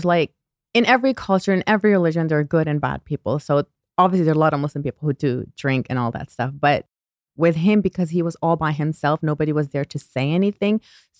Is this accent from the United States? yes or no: no; Toronto, Ontario, Canada; also born or lived in Pakistan; Okay, so I was born in Toronto, Canada. But when I was 6 years old, I moved back to Pakistan. And I came back when I was, I believe, 13 years old.